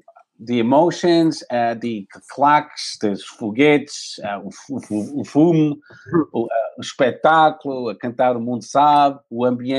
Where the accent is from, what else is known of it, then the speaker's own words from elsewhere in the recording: Aveiro, Centro, Portugal; moved away; also born or lived in New Jersey; I'm from Aveiro.